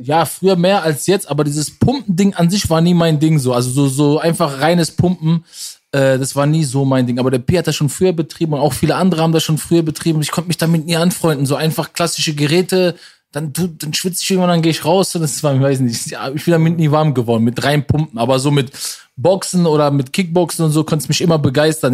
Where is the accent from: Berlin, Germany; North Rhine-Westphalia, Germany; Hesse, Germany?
North Rhine-Westphalia, Germany; Ruhr area; bei uns im Ruhrpott